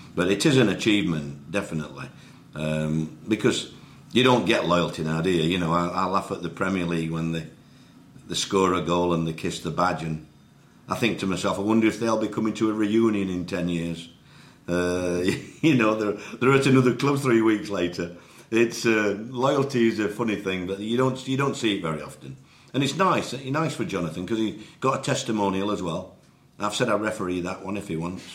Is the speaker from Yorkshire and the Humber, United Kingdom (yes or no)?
yes; Yorkshire and the Humber, United Kingdom; as a Yorkshireman